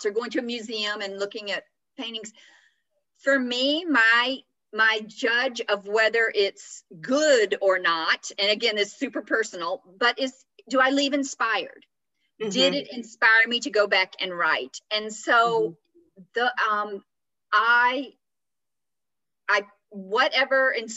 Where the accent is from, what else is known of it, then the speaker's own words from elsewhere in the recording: Atlanta, Georgia, United States; moved away as an adult; also born or lived in France; where I grew up in Atlanta